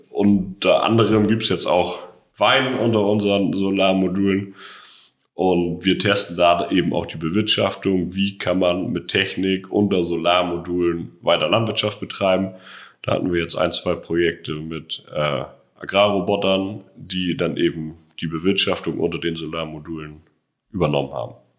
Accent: Schleswig-Holstein, Germany; moved away as an adult; now in Brandenburg, Germany; Ich komme ganz ursprünglich aus Schleswig-Holstein und bin jetzt seit zehn Jahren ungefähr hier in Brandenburg

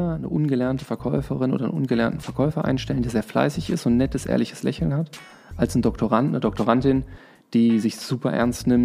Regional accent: Trier, Rhineland-Palatinate, Germany; also born or lived in Dortmund; Also, geboren bin ich in Dortmund, ähm, zur Schule gegangen in Trier, studiert in Lörrach, ähm, danach gearbeitet im Ruhrgebiet.

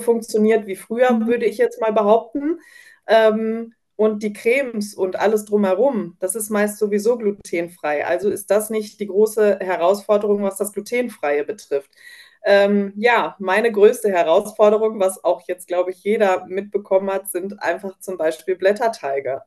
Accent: North Rhine-Westphalia, Germany; ich komme aus Nordrhein-Westfalen

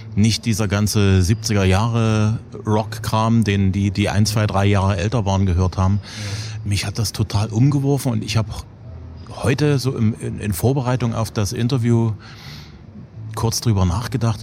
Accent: the East, East Germany, Germany; als Kind im Osten

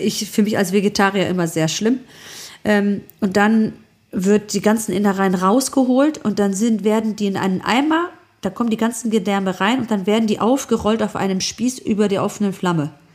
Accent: Germany; bei uns in Deutschland

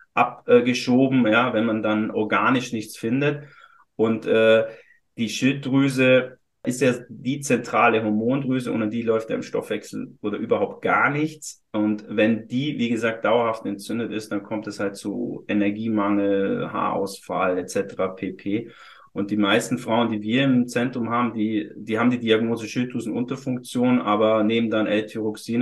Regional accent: Füssen, Bavaria, Germany; moved away as an adult; now in Hamburg, Germany; hatte einmal eine Praxis in Süddeutschland, in Füssen, äh, aus meinem, wo ich geboren bin.

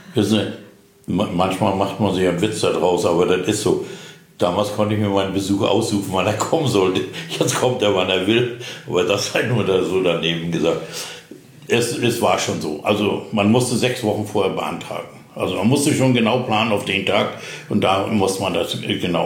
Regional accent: Züssow, Mecklenburg-Vorpommern, Germany; moved away as an adult; also born or lived in Dömitz / Wismar; now in Rüterberg, Germany; geboren bin ich eigentlich in Züssow im Landkreis Greifswald

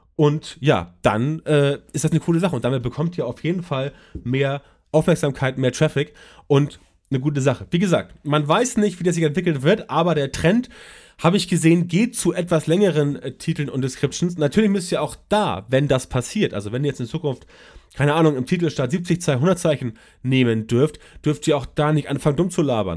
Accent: Germany; bei uns in Deutschland

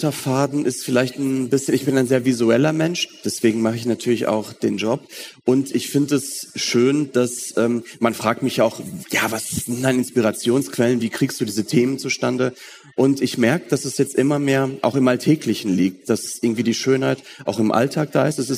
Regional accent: North Rhine-Westphalia, Germany; Ich bin im Ruhrgebiet aufgewachsen, ähm, deswegen war ich auch früher oft in Köln

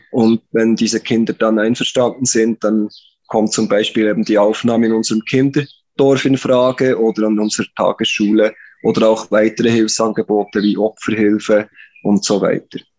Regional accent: Interlaken, Bern, Switzerland; accent: Swiss; moved away; also born or lived in Philippines; bin Schweizer, das hört man vermutlich an meinem Akzent, komme aus der Region Bern, beziehungsweise Interlaken.

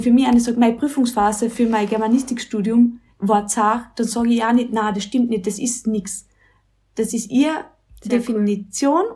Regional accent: Mölltal, Carinthia, Austria; now in Villach, Austria; Ich bin aus Kärnten, also so wie die Betty A, aber halt von ganz oben, aus dem Mölltal

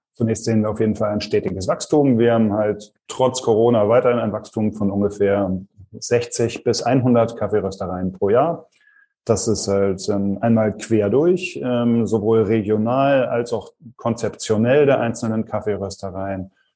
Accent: Germany; bei uns in Deutschland

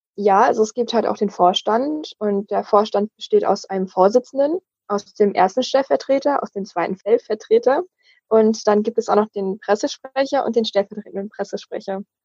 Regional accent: Wismar, Mecklenburg-Vorpommern, Germany; Ich komme aus Wismar und bin dort auch aktiv im Kinder- und Jugendparlament

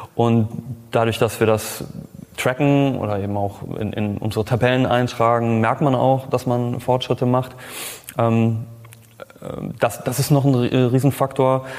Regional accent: Cologne, North Rhine-Westphalia, Germany; ich bin äh, Kölner, ich bin Designer

